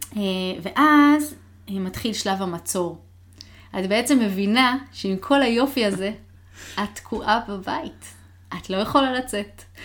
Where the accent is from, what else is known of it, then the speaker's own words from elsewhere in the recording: Israel; now in Seattle, United States; מחוץ לישראל גרתי רק בסיאטל